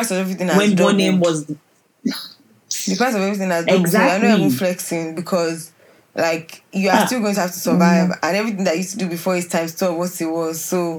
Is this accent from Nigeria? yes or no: yes; Nigeria